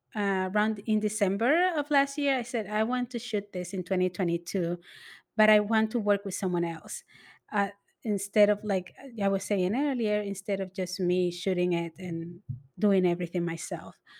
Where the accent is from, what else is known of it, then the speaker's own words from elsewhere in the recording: New York City, New York, United States; I am from the Lower East Side